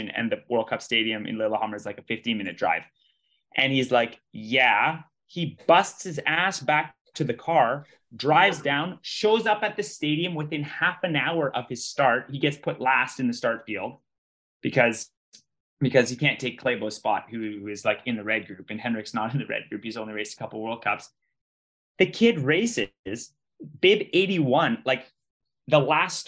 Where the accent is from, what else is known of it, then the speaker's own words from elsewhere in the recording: Canada; I'm Canadian.